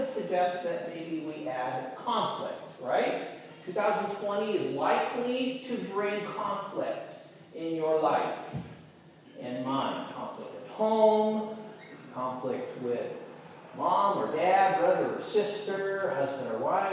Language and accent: English; Chino, California, United States; I grew up in Southern California